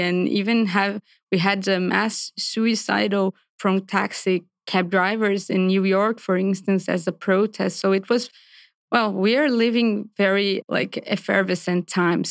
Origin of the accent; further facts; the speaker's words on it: Brazil; moved away as an adult; also born or lived in Paris; I'm from Brazil originally.